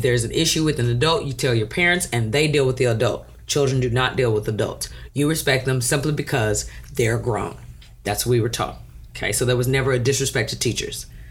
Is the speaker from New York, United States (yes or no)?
no; Brazoria County, Texas, United States; also born or lived in South Houston, Texas; when I was a little girl, we moved south of Houston to Brazoria County. So I grew up in Brazoria County.